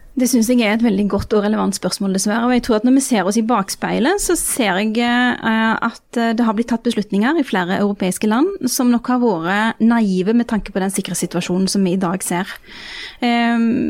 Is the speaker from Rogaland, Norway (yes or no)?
yes; Rogaland, Norway; heimfylket mitt